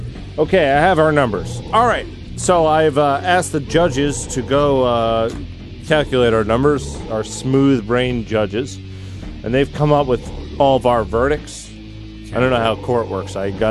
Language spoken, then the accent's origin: English; United States; I'm American.